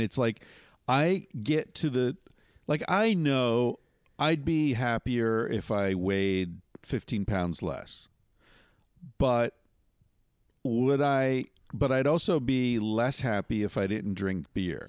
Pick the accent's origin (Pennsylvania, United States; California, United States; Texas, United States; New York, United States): Pennsylvania, United States; Western; I grew up in Western Pennsylvania in the seventies